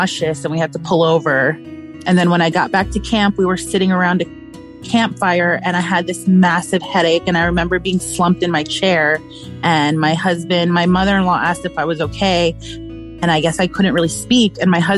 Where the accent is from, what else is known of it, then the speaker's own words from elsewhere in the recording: New York, United States; moved away; because my family lives in New York. I'm originally from New York.